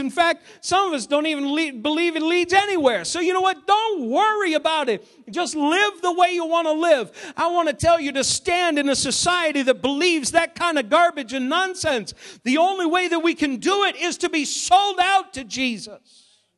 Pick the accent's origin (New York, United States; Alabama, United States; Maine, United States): Maine, United States; moved away; growing up in Maine a number of years ago